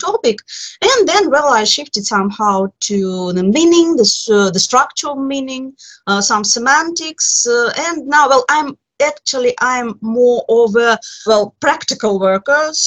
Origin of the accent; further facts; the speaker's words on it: Moscow, Russia; English is a second language; I'm from Moscow, Russia.